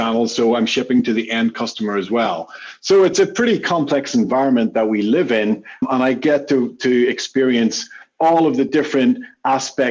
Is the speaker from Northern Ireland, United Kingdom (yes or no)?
yes; Belfast, Northern Ireland, United Kingdom; I'm from Belfast in Northern Ireland.